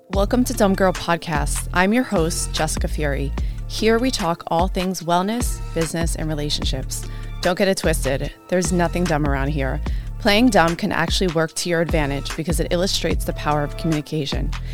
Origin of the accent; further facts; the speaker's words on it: New York, United States; I'm originally from New York